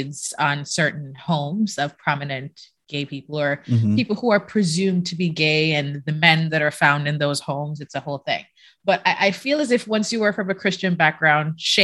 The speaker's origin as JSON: {"language": "English", "country": "Jamaica", "tie": "born or raised there", "moved": "as an adult", "said": "I was born and raised in Jamaica. I left there when I was in my 20s."}